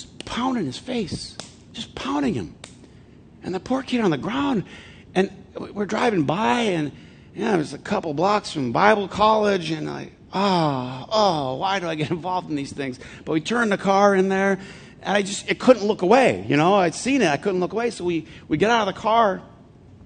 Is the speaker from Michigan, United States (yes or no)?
yes; Flint, Michigan, United States; I'm from Flint